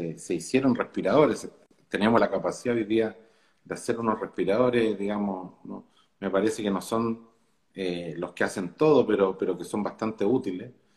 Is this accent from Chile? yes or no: yes; Chile; yo me siento orgulloso como chileno